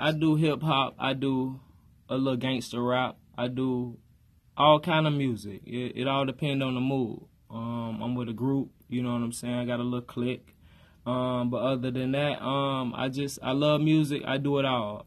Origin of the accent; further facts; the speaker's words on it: Fort Pierce, Florida, United States; I'm from Fort Pierce, Florida, Saint Lucie County